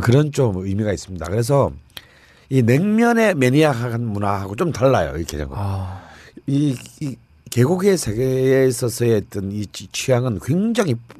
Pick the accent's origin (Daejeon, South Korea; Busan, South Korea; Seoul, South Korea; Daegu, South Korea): Busan, South Korea; 이 집은 제 고향에 있습니다. 부산에